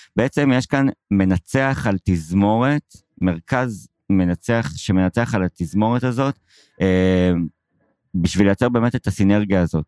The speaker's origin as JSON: {"language": "Hebrew", "town": "Haifa", "region": "Haifa District", "country": "Israel", "tie": "born or raised there", "said": "גדלתי בחיפה"}